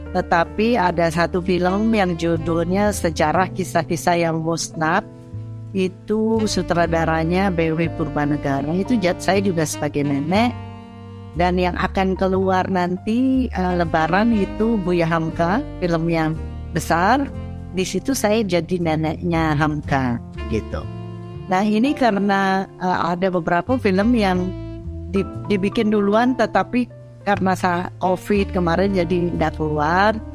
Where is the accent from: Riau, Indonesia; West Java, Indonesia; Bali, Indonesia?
Bali, Indonesia; Singaraja; Saya sedang di kampung halaman saya di Bali Utara, kota Singarajan.